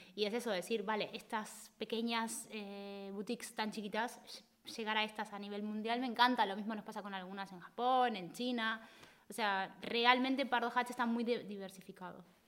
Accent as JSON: {"language": "Spanish", "country": "Argentina", "also_born_or_lived": "Spain", "moved": "yes", "lives_now": "Barcelona, Spain", "said": "nosotros somos, el argentino es muy intenso."}